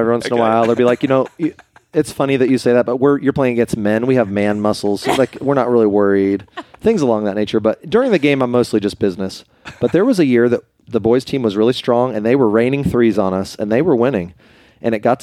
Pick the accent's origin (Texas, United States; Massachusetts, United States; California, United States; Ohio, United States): Ohio, United States; Springfield; also born or lived in Ada, Ohio / Columbus, Ohio; I grew up in Springfield, Ohio